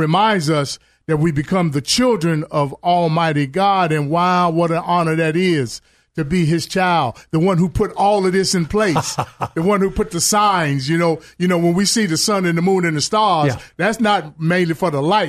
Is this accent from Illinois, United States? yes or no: yes; Chicago, Illinois, United States; I remember growing up in Chicago. You know, I had a background that I was raised in a good neighborhood. However, I chose to go hang in the projects.